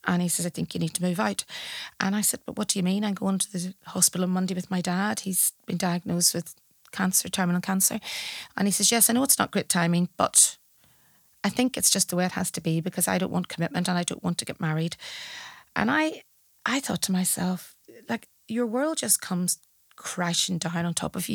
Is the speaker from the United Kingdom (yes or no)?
yes; Belfast, Northern Ireland, United Kingdom; moved away as an adult; also born or lived in Malahide, Ireland; now in Dublin, Ireland; I leave Northern Ireland at the age of forty-eight to come to a new city